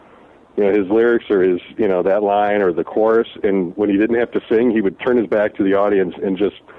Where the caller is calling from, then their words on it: Des Moines, Iowa, United States; from Des Moines, Iowa.